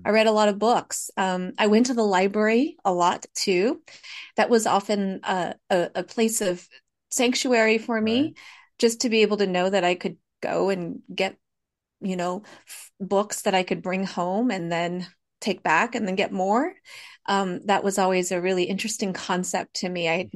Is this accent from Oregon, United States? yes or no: no; Fresno, California, United States; first language Hmong; English is a second language; I grew up in Fresno. I was born and raised here. So I am a I'm a, I'm a Fresno native, Valley native